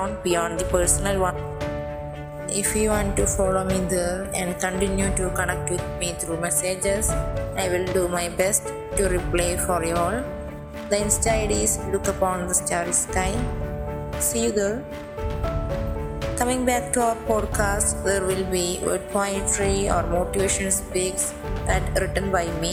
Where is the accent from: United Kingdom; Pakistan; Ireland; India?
India; from India